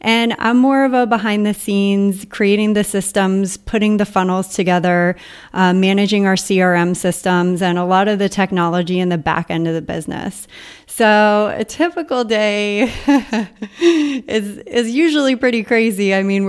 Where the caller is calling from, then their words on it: Puerto Rico; from Entrepreneurs on Fire and I'm calling from Puerto Rico.